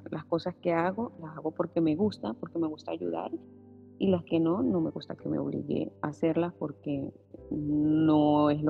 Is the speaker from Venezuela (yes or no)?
yes; Venezuela; soy de Venezuela, estoy casada hace 15 años y medio